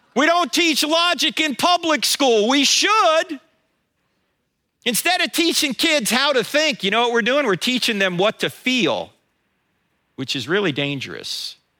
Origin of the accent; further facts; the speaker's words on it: New Jersey, United States; moved away; I'm originally from New Jersey